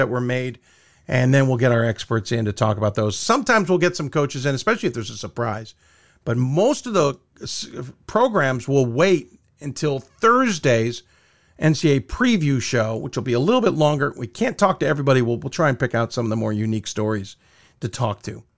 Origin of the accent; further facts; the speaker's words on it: Chicago, Illinois, United States; I was born in Chicago on this date